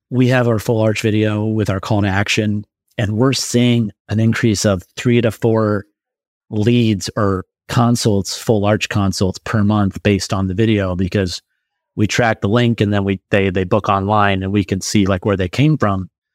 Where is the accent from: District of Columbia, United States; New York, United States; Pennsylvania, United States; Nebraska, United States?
Nebraska, United States; Omaha; I'm from Omaha, Nebraska